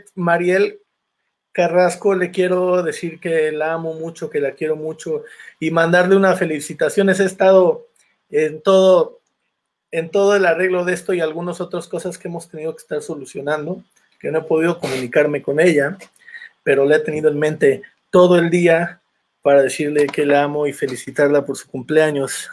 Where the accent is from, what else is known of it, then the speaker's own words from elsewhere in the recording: Santiago Tuxtla, Veracruz, Mexico; also born or lived in Xalapa, Veracruz; now in Mexico City, Mexico; yo soy de Santiago Tuzcla, ahorita estoy viviendo en la, en la Ciudad de México